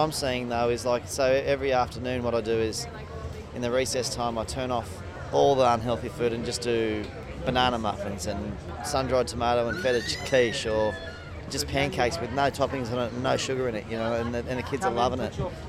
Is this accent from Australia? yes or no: yes; Kyogle, New South Wales, Australia